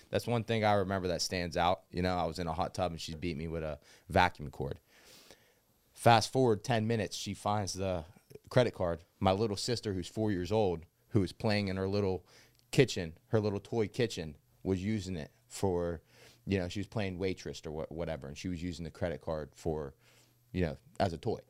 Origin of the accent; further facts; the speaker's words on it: New Castle, Pennsylvania, United States; also born or lived in Arizona; as a child, I grew up m, mostly in Newcastle